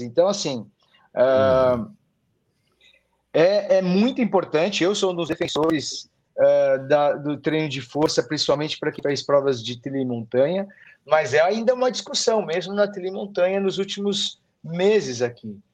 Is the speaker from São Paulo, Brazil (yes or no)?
yes; São Paulo, Brazil; eu nasci em São Paulo, sou paulistano da Gema